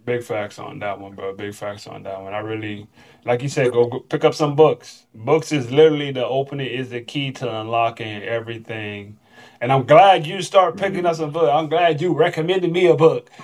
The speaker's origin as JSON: {"language": "English", "region": "Florida", "country": "United States", "moved": "as an adult", "said": "I'm from Florida"}